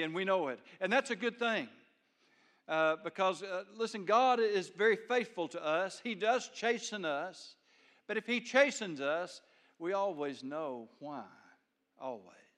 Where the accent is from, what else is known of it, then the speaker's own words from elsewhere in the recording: United States; I'm an American